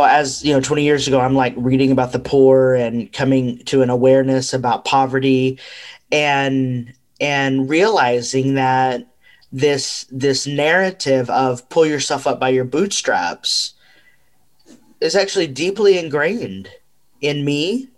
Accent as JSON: {"language": "English", "country": "United States", "said": "I'm Mexican American. And so, you know, I've for a long time been on this journey to understand, you know, my ancestral line"}